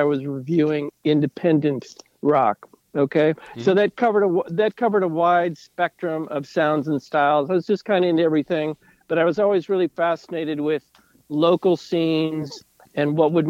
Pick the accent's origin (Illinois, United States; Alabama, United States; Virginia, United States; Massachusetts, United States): Illinois, United States; Chicago; moved away; also born or lived in Seattle; I was born in 1959 in the Chicago area.